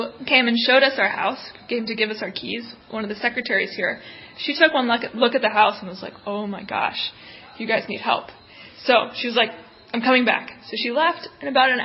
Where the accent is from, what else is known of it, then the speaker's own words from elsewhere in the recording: New Orleans, Louisiana, United States; moved away as an adult; also born or lived in New York City; now in Katandika, Mozambique; I grew up in New Orleans, Louisiana, and then I went to school in New York City